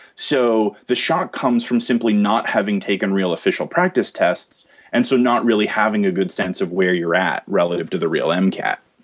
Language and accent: English; New Jersey, United States; I got into med school here in my home state of New Jersey.